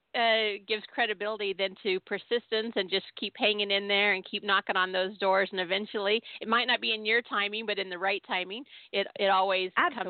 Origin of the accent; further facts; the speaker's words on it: Southern California, United States; I grew up in Southern California, but we were always being hauled back to Tennessee every summer